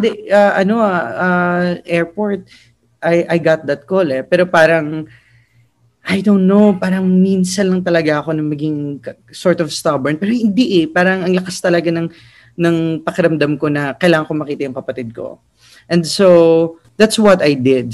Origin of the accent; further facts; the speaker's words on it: Philippines; also born or lived in United States; as an Asian, as a Filipino, as a grantee